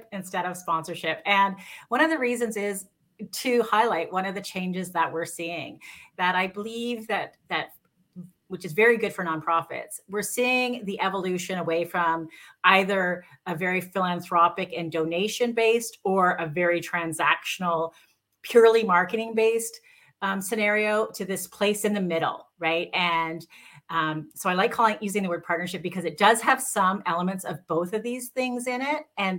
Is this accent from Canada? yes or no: yes; Canada; I'm Canadian. I'm based in Canada